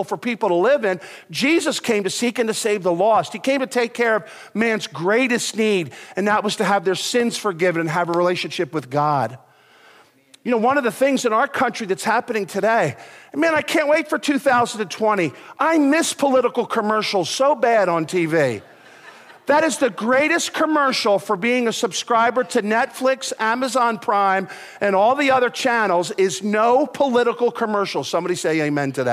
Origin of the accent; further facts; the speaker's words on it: United States; I'm an American